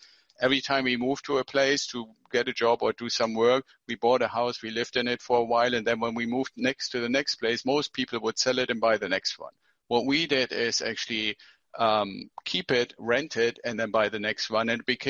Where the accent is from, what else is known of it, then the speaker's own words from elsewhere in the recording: Germany; moved away as an adult; Well, I came here from Germany with my wife 25 years ago as a military officer.